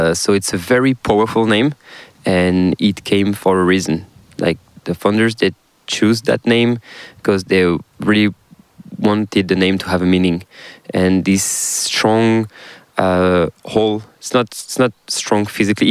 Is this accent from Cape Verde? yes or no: no; South Brittany, France; accent: French; English is a second language; there is uh, Brittany on the west, northwest of France, and I'm from South Brittany